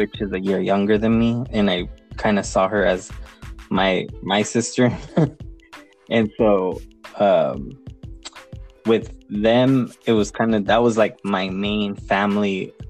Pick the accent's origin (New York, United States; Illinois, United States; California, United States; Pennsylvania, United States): California, United States; San Diego; I was born in 88. Nice. So I don't know really too much how it really was, but from my experience growing up here in San Diego, I really never saw too much of a division. It was the way I was raised in a mainly Hispanic family